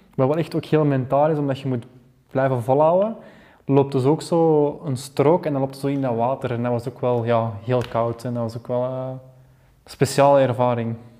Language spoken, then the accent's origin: Dutch; Belgium; als Belgen, als land